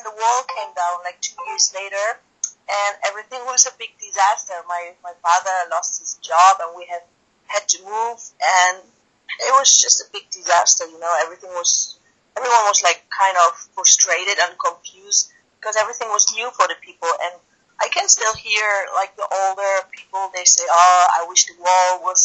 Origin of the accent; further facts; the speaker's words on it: East Germany, Germany; always in Germany. I don't know if you know a little bit of the history of my country. We had East and West Germany before, and yeah, I was born in East Germany